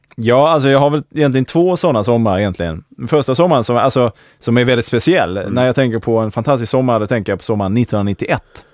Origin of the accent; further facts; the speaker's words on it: Malmö, Skåne, Sweden; de första tio åren så växte jag upp inne i, eh, Hell's Kitchen i Malmö